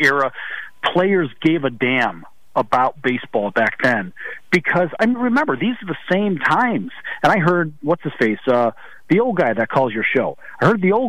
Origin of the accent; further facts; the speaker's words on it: Chicago, Illinois, United States; growing up in Chicago